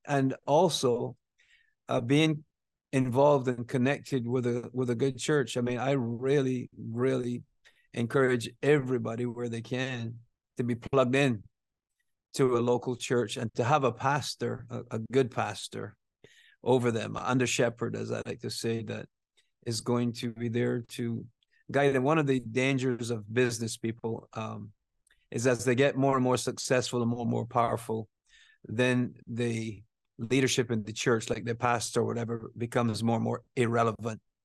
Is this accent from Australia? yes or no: no; Barbados; moved away; I grew up there, you know, I went to school there, I went to work there, I got married there.